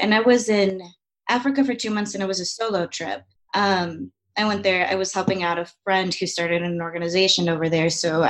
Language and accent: English; Mexico; also born or lived in California, United States; I was born in California, and then when I was about 6 months, we moved to Mexico. Both my parents grew up in Mexico. And from there, it was from Mazatlan to Puerto Vallarta to Los Cabos to La Paz, back to Mazatlan to Puerto Vallarta